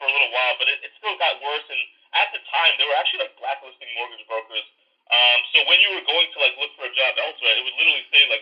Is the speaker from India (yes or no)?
no; Canada; moved away as an adult; now in New York, United States; I'm Canadian and my dad's side of the family is up in Canada